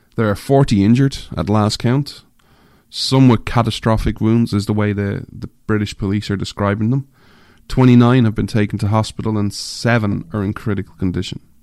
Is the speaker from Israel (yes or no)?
no; Ireland; moved away; I'm an Irishman, I grew up in Ireland